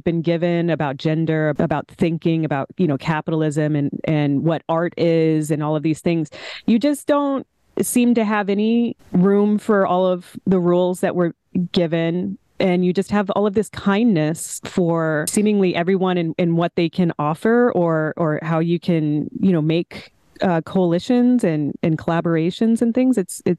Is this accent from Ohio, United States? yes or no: no; Oklahoma, United States; also born or lived in Texas; Like I'm from Oklahoma. I've spent a lot of time in Texas.